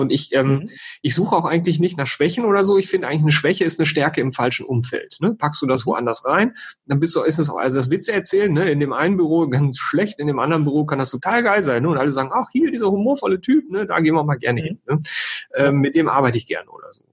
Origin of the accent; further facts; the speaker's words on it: North Rhine-Westphalia, Germany; Ich komme ja aus Ostwestfalen, ne? bin humorvoller Ostwestfale